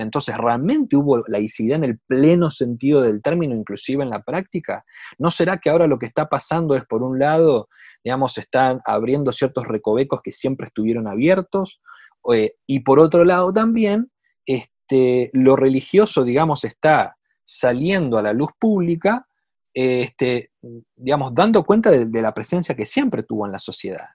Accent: Argentina; moved away as an adult; now in Chile; yo, como, mi, acento lo, muestra, soy de Argentina, vivo en Chile ya hace cinco años

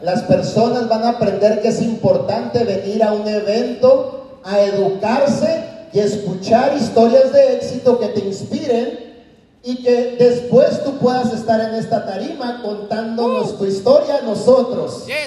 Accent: Mexico; now in United States; como latinos, mexicanos, lo único que encontramos allá afuera es lavar platos

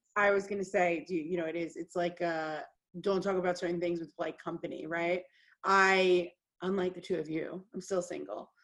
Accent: United States; as an American

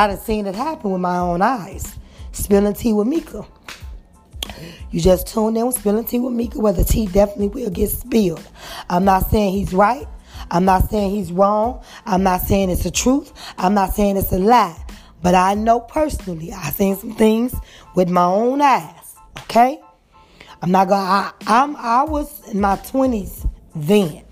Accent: Chicago, Illinois, United States; I am from Chicago

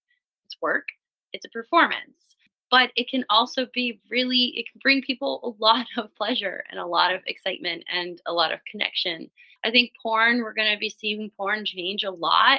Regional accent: Miami, Florida, United States; moved away as an adult; now in Europe; I grew up in Miami, so very, very sexy, sexualized city, but within a very conservative state

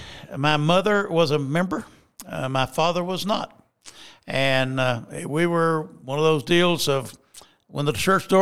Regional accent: Alabama, United States; Alabama, of course, at that time, again, when I was like a teenager, Bear Bryant came to coach the University of Alabama.

